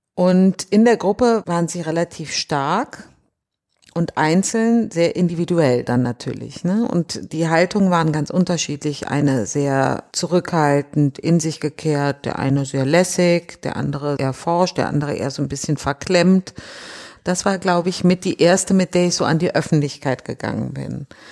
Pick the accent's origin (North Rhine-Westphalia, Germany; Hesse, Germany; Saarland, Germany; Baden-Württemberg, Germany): North Rhine-Westphalia, Germany; also born or lived in Düsseldorf / Düren; now in Berlin, Germany; ich bin tatsächlich im Rheinland groß geworden. In Düsseldorf zuerst, dann in Düren